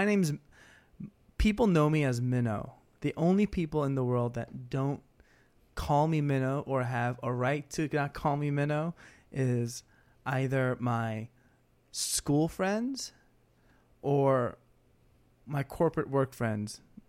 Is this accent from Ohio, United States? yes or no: no; Queens, New York, United States; also born or lived in Texas / Brooklyn; All I know is that I was born in Texas, but pretty much raised in New York. We moved to Brooklyn when I was in first grade, then moved to Queens, and I've been in Queens my whole life.